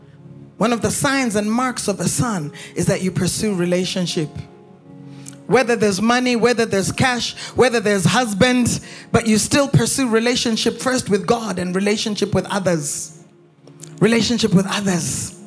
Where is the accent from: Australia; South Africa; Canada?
Canada; also born or lived in United States; I grew up in Canada and I grew up in the United States.